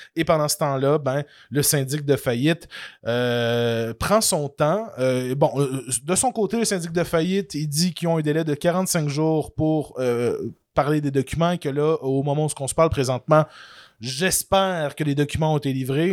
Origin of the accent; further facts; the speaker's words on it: Canada; en tant que bon Canadien français